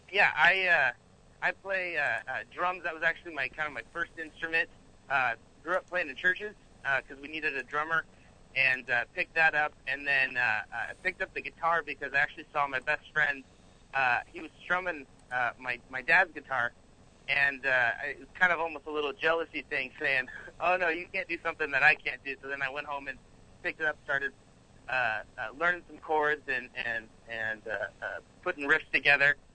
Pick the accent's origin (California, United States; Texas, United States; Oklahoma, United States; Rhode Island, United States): California, United States; also born or lived in Arizona; now in Los Angeles, United States; I am from, uh, currently I'm in Los Angeles, California, but I'm originally from Northern California. Um